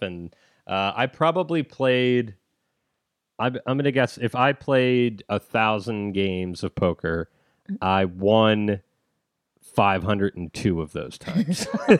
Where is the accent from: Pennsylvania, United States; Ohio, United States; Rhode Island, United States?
Ohio, United States; also born or lived in Arizona; Ohio is home.